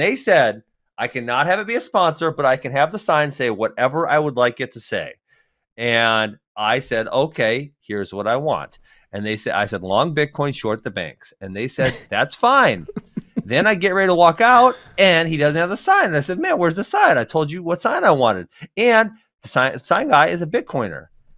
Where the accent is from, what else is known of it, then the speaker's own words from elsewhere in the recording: Churchville, United States; I'm in the streets, man. I'm from Churchville, dog.